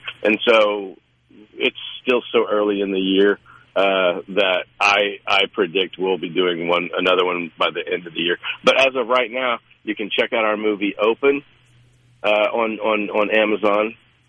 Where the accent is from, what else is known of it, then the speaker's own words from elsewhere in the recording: United States; also born or lived in Oklahoma / Texas; now in Mississippi, United States; I grew up in Oklahoma and Texas, so there was southern food, but it wasn't like Mississippi.